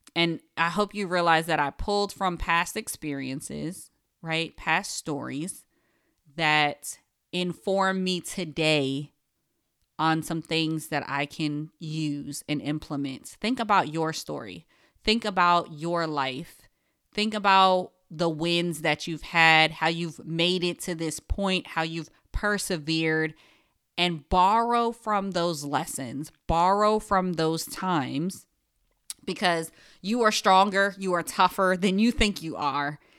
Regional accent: Paterson, New Jersey, United States; I am a Jersey girl, born and raised in Paterson, New Jersey

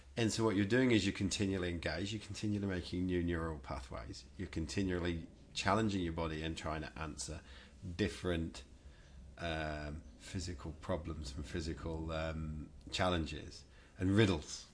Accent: England, United Kingdom; I was raised in England

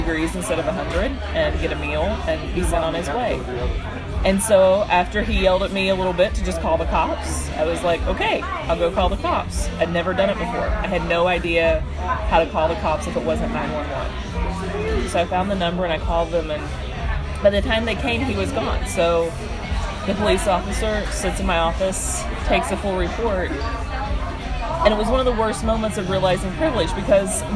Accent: Southeast, United States; I grew up in the Southeast

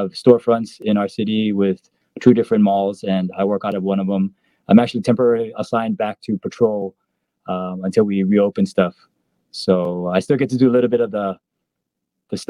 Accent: Aiea, Hawaii, United States; moved away as an adult; also born or lived in Washington; now in Bellevue, United States; I'm from Aia, Hawaii on Oahu

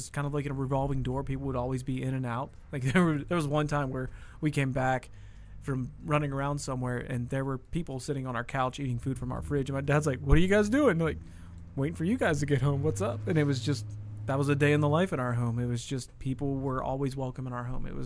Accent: Wellsburg, West Virginia, United States; moved away as an adult; also born or lived in Texas; Wellsburg, West Virginia. That's where I grew up.

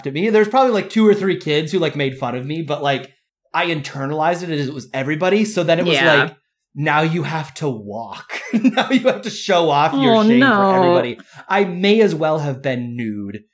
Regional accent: near Anoka, Minnesota, United States; I grew up in Minnesota, very close to the town of Anoka

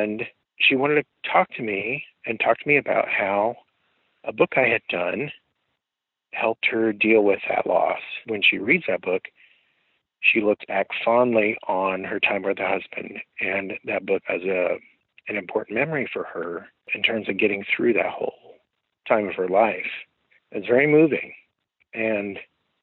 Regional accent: Midwest, United States; I'm from the Midwest

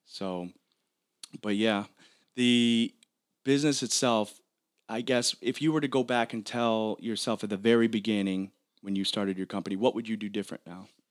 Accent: Michigan, United States; growing up in Michigan

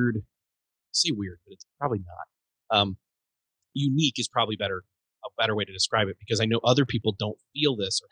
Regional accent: Rochester, New York, United States; I was born and raised in Rochester, New York.

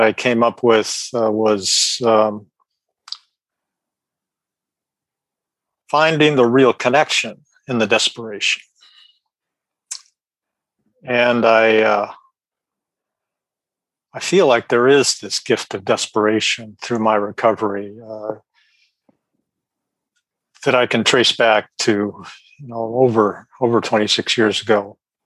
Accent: Sacramento, California, United States; I'm from Sacramento, California.

